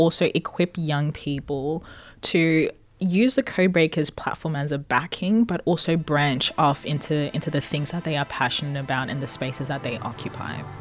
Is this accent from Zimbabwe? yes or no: yes; Zimbabwe; now in Australia; I come from Zimbabwe